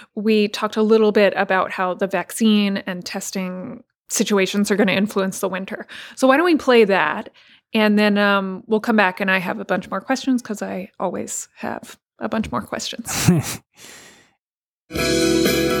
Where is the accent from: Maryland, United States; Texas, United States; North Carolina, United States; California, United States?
Texas, United States; moved away; I'm from Texas, my family's in Texas